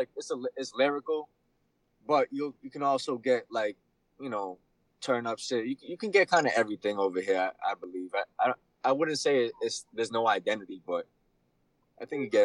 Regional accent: Boston, Massachusetts, United States; Boston's always been overshadowed by, you know, New York, because, you know, we're from the East Coast

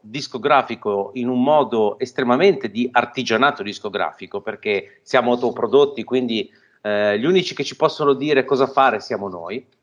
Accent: Genoa, Liguria, Italy; noi, ironicamente, essendo genovesi

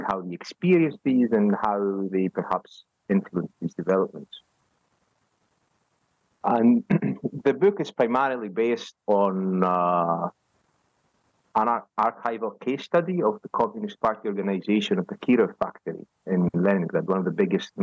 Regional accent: Greece; moved away as an adult; also born or lived in Edinburgh, Scotland / Dublin, Ireland; now in Bielefeld, Germany; I am originally from Greece. I grew up there

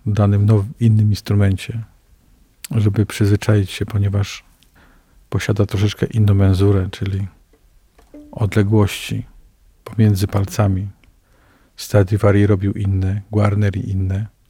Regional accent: Poland; To jest kościół mojego dzieciństwa, ponieważ ja się wychowałem na starówce

